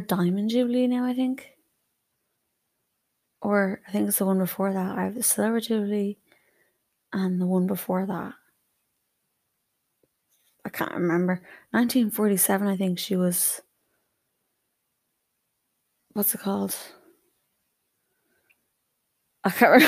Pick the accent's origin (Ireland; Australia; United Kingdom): Ireland; I'm Irish.